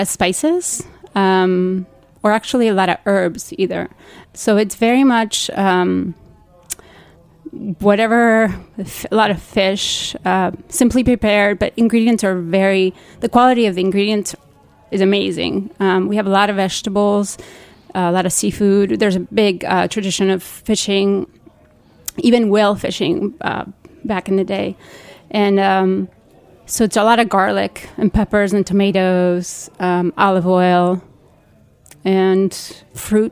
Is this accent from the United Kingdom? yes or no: no; Basque Country, Spain; moved away; I'm Basque from the Spanish side, so my French is very bad